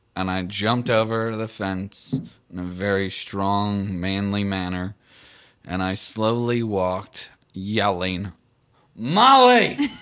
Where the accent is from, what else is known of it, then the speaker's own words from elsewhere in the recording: Baltimore, Maryland, United States; moved away; Baltimore, my hometown